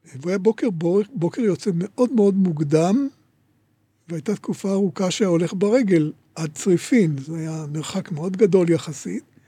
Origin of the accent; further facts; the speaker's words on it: Rishon LeZion, Central District, Israel; also born or lived in Tel Aviv; נולדתי ב-15 לספטמבר 1936 בתל אביב. אה, זמן קצר לאחר הולדתי הוריי עברו לגור בראשון, ולכן ילדותי עברה עליי בראשון לציון